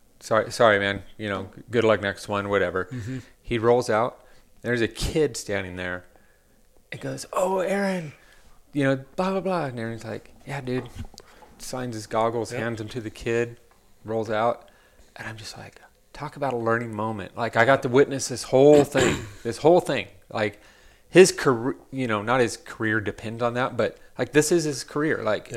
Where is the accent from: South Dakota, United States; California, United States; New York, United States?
South Dakota, United States; I'm from South Dakota.